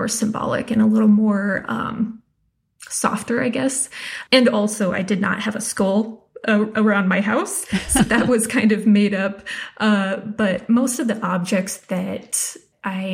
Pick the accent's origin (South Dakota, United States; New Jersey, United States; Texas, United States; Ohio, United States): South Dakota, United States; moved away; also born or lived in Wyoming; I grew up in South Dakota and Wyoming.